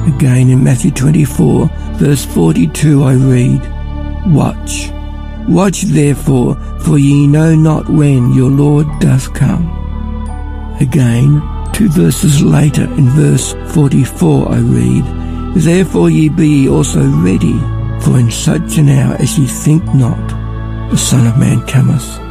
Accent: Ballarat, Victoria, Australia; I'm from Ballarat

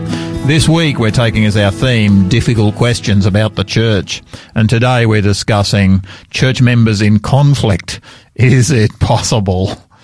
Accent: Sydney, New South Wales, Australia; also born or lived in Queensland; now in South Australia, Australia; I love the Sydney beaches. I grew up on the Sydney beaches. Love that part of the world.

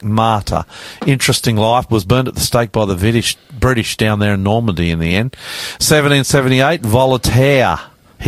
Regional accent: Auckland, New Zealand; now in Australia; I grew up in Auckland

